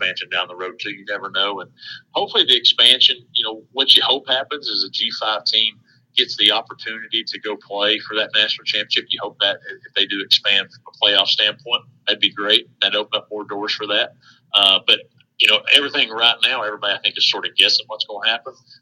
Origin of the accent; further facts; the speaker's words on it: East Tennessee, United States; born and raised in East Tennessee